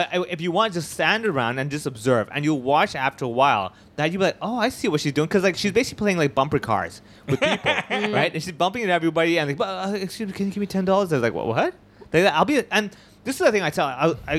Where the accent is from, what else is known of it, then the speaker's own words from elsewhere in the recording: Hong Kong; I grew up in Hong Kong.